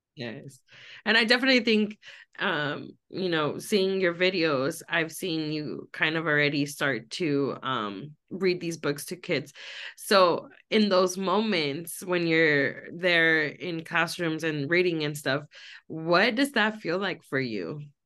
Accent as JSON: {"language": "English", "town": "Los Angeles", "region": "California", "country": "United States", "tie": "born or raised there", "said": "I grew up in Los Angeles"}